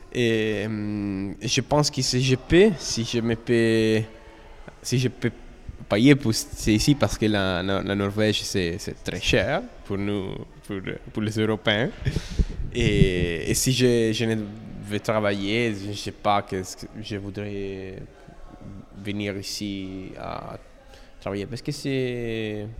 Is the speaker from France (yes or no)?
no; Italy; French is a second language; je suis italien. Et c'est la première fois que je parle en français